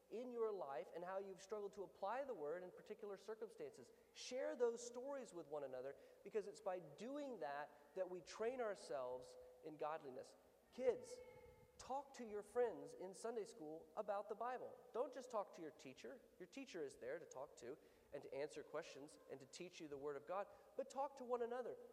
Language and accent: English; the South, United States; I'm from the South